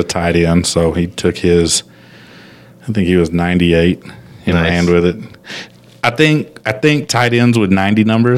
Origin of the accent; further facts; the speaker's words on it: Phoenix, Arizona, United States; born there; I was born in Phoenix or close to Phoenix